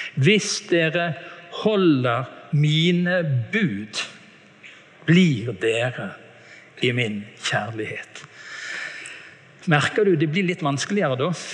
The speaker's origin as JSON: {"language": "Norwegian", "town": "Bergen", "region": "Vestland", "country": "Norway", "said": "Jeg hadde besøk hjemme i Bergen av en tante"}